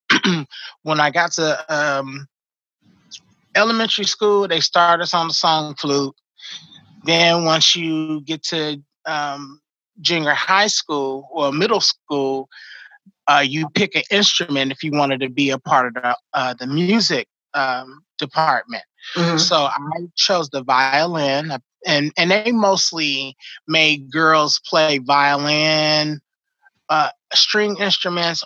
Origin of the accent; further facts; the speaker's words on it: Oakland, California, United States; moved away as an adult; also born or lived in Los Angeles; now in Sacramento, United States; I moved from Oakland to LA. I was still in college at the time